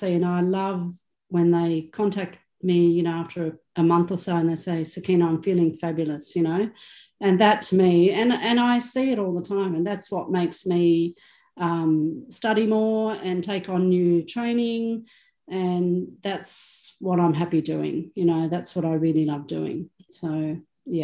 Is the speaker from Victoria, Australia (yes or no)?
yes; Melbourne, Victoria, Australia; I was born in Melbourne, born on the beach, you know, grew up the little surfy girl, I guess you could say. So very normal Aussie lifestyle